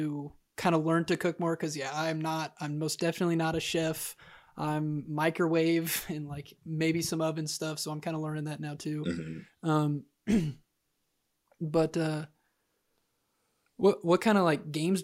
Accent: Kansas, United States; I'm from Kansas

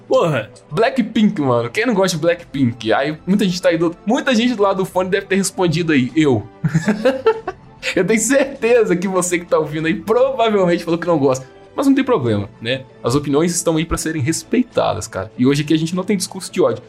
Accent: Brazil; a gente é brasileira

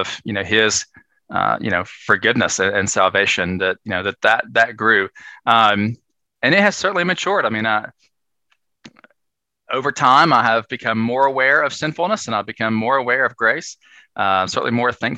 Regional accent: Northeast Tennessee, United States; I grew up in Northeast Tennessee, very small town

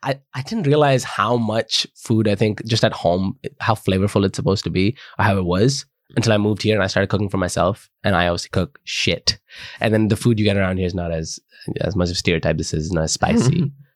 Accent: Delhi, India; now in United Kingdom; growing up in Delhi

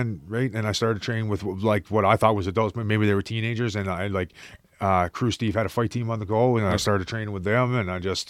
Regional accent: Fort McMurray, Alberta, Canada; I started out in Fort McMurray, because that's where I was born and raised

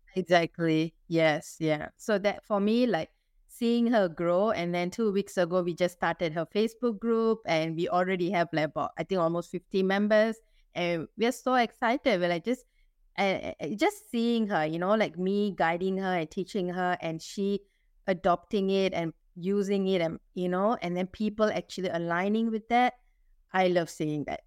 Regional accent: Singapore; I'm Singaporean Indian

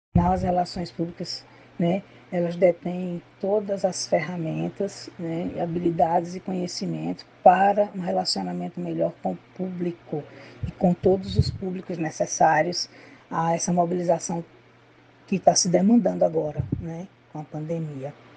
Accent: Maceió, Alagoas, Brazil; Sou de Maceió, né? Nasci no mar, menina, na praia, jogando frescobol, a infância e adolescência todinha na praia

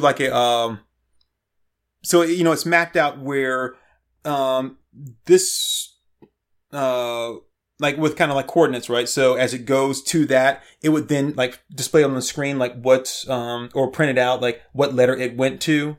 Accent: the South, United States; moved away as an adult; I grew up in the South, um, from, like, sixth grade to, like, like, a couple years of college, I grew up in the South.

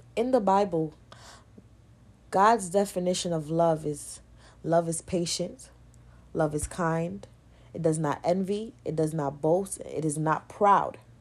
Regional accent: New York, United States; I'm from New York

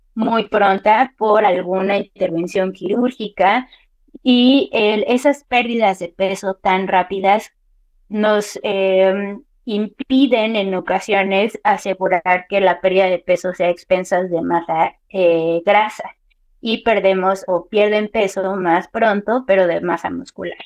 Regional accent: Mexico

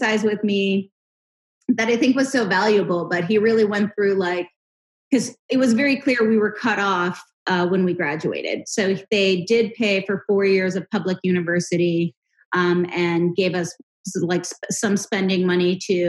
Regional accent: Pittsburgh, Pennsylvania, United States; I was born and raised in Pittsburgh, Pennsylvania.

